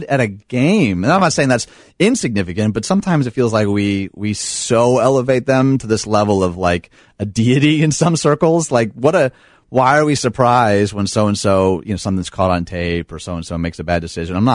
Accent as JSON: {"language": "English", "town": "Detroit", "region": "Michigan", "country": "United States", "tie": "born or raised there", "moved": "as an adult", "lives_now": "Chicago, United States", "said": "I grew up outside Detroit to two lovely parents."}